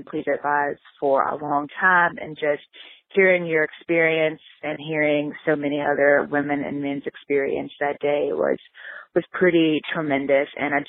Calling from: Baltimore, Maryland, United States; I am 33 and I'm calling from Baltimore, Maryland.

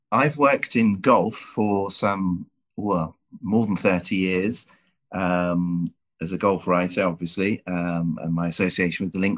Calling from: Dulwich, London, United Kingdom; Uh, I'm joining you from Dulwich in South London.

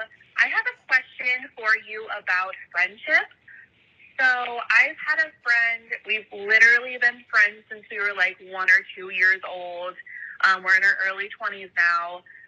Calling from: Cincinnati, Ohio, United States; I am from Cincinnati, Ohio.

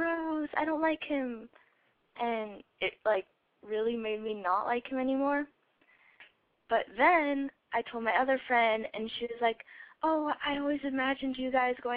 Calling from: Colorado, United States; I'm calling from Colorado, and I am 14.

